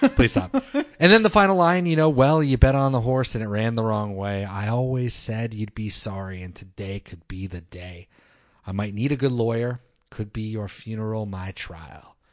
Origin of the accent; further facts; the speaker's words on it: Northern Virginia, United States; I'm from Northern Virginia